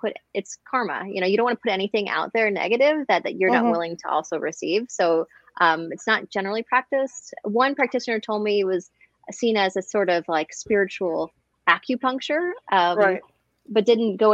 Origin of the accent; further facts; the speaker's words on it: New Orleans, Louisiana, United States; moved away as an adult; also born or lived in New York City / San Diego / China; now in Arizona, United States; I was raised in New Orleans, Louisiana